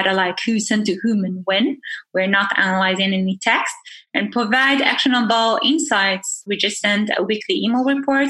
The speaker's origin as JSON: {"language": "English", "country": "Israel", "also_born_or_lived": "Tel Aviv", "moved": "as an adult", "lives_now": "California, United States", "said": "I'm originally from Israel. I moved to the States 8 months ago. So I'm based in California."}